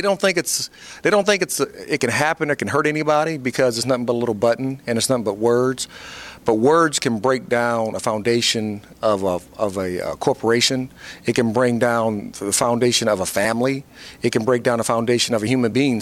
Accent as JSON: {"language": "English", "town": "Fort Wayne", "region": "Indiana", "country": "United States", "tie": "born or raised there", "moved": "as an adult", "said": "I had my own foundation uh, in my hometown in Fort Wayne, Indiana"}